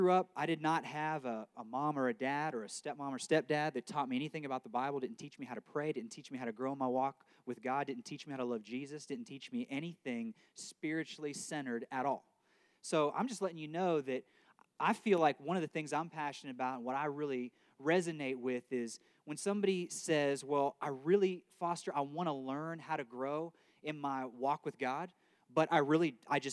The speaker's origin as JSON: {"language": "English", "area": "right outside of Akron", "region": "Ohio", "country": "United States", "tie": "born or raised there", "moved": "as an adult", "lives_now": "Arkansas, United States", "said": "I grew up right outside of Akron, Ohio"}